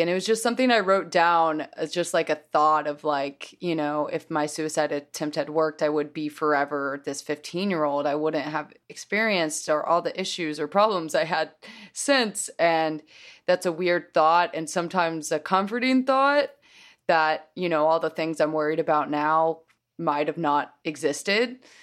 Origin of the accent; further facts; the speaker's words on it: Oklahoma City, Oklahoma, United States; moved away as an adult; also born or lived in New York; growing up in Oklahoma